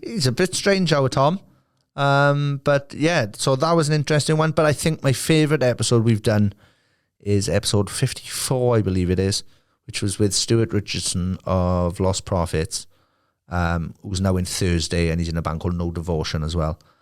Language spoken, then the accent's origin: English; Merthyr Tydfil, Wales, United Kingdom; my hometown